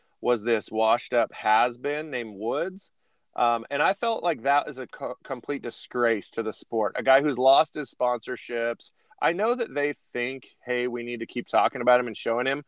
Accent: Bend, Oregon, United States; growing up in Bend

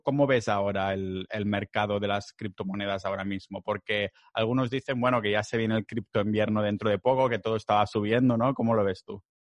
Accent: Catalonia, Spain; yo soy catalán

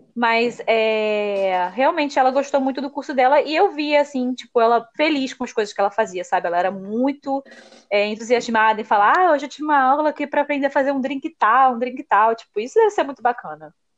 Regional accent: Brazil; moved away as an adult; Você é brasileira? Aí eu, sou

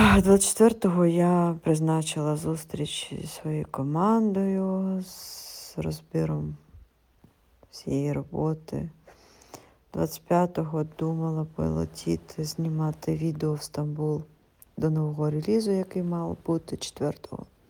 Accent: Kyiv, Ukraine; я із Києва

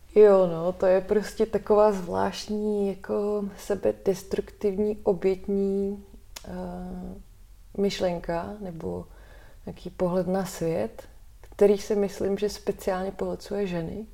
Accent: Czechia; jako Češi všichni

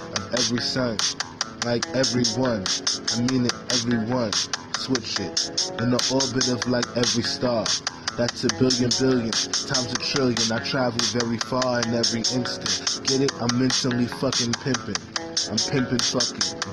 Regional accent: New York City, New York, United States; I was born in Harlem

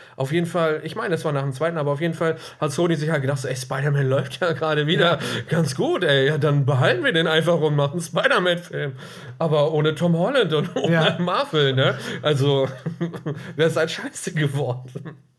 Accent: Germany; als Deutscher

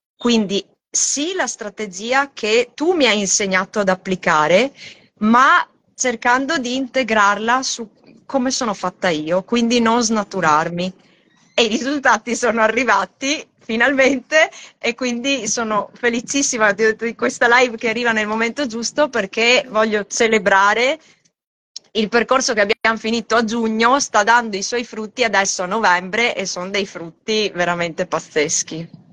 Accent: Italy; moved away as an adult; now in Australia; nata e cresciuta in Italia

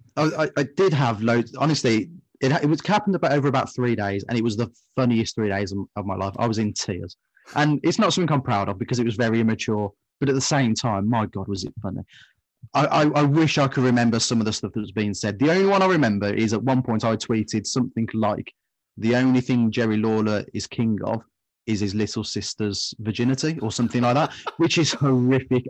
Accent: West Midlands, United Kingdom; we're from the West

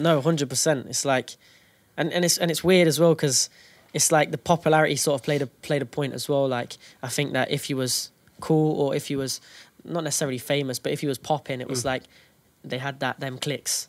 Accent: Derby, East Midlands, United Kingdom; we're from Derby

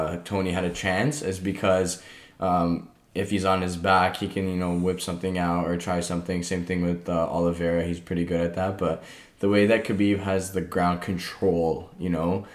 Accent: Canada; We're Canadian

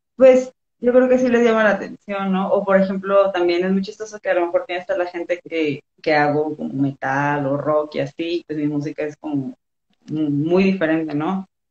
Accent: Los Cabos, Baja California Sur, Mexico; moved away as an adult; also born or lived in Guadalajara; now in Mexico City, Mexico; de Los Cabos, de Baja California Sur. Eh, pero ahorita estoy viviendo en la ciudad, tengo como cuatro meses, entonces pues sí, soy de, Cabo, pero radicada en Ciudad de México.

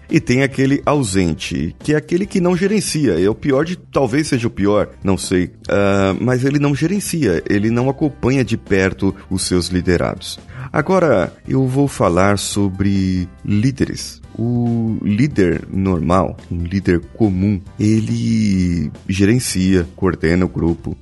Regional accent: Vitória, Espírito Santo, Brazil; Eu sou coach e sou de Vitória, Espírito Santo

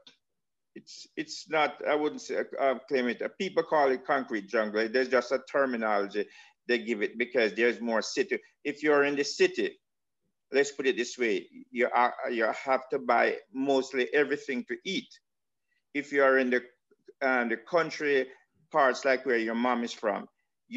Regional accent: Saint Andrew, Jamaica; moved away; also born or lived in Kingston, Jamaica; where I was born in, yes, in Kingston, but I grew up in St. Andrew.

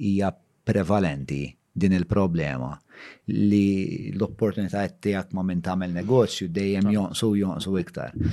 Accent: Malta; għandna aħna bħala Maltin

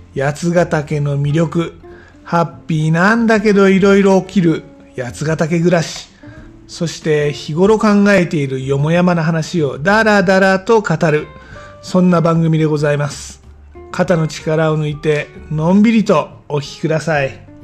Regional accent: Tama area, Tokyo, Japan; also born or lived in Yatsugatake southern foot; now in Yatsugatake, Japan; 地元の多摩地区で戻ってたんですね。で多摩地区も東京の中では寒いとこなんですが

